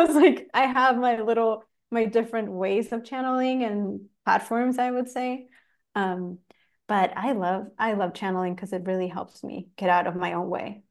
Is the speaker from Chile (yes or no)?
yes; Chile; moved away as an adult; also born or lived in Los Angeles, United States; I'm from Chile. I moved to L A nine years ago